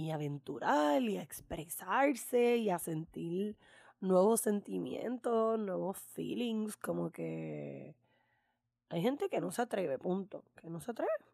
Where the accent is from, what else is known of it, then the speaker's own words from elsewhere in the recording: Puerto Rico; como puertorriqueña de este PR colonial